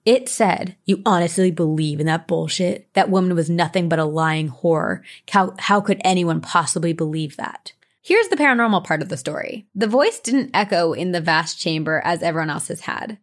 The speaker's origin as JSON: {"language": "English", "region": "New Jersey", "country": "United States", "tie": "born or raised there", "said": "I grew up in Jersey"}